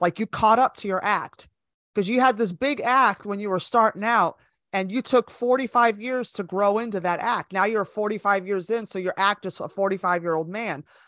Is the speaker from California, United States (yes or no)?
yes; Bay Area, California, United States; moved away as an adult; also born or lived in Los Angeles, United States; now in New York, United States; I was born and raised in California, so I'm from the Bay Area, and I moved to L A with my best friend